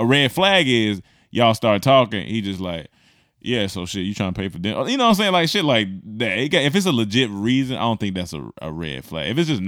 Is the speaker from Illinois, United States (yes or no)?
no; Seattle, Washington, United States; I am from Seattle when he was talking about the umbrella, born and raised.